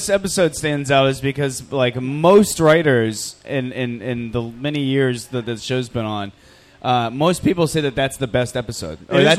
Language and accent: English; Tampa, Florida, United States; born or raised there